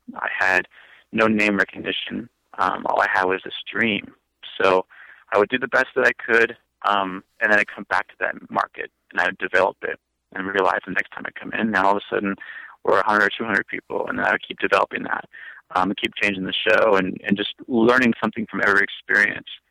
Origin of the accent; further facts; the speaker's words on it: Brookings, South Dakota, United States; now in Branson, United States; my hometown of Brookings, South Dakota